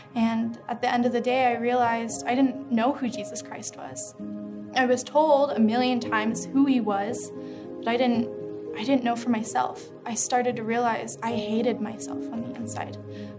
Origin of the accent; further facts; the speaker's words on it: Utah, United States; And growing up in Utah, you know, the only thing I knew was Mormonism.